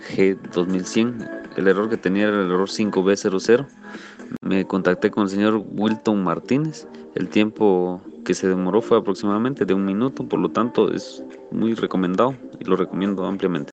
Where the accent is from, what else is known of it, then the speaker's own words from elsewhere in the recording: Guatemala; soy de Guatemala